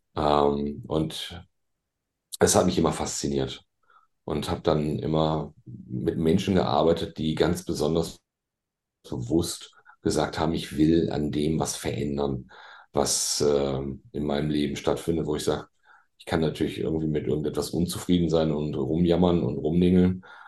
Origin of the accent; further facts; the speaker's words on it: Bielefeld, North Rhine-Westphalia, Germany; moved away as an adult; now in Hamburg, Germany; Ich bin ja gebürtiger Ostwestfale. Ah. Ich komme ja aus Bielefeld, der Stadt, die es ja gar nicht gibt.